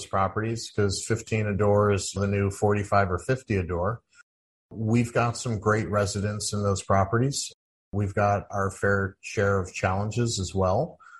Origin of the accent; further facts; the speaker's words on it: St. Louis, Missouri, United States; I grew up in St. Louis, Missouri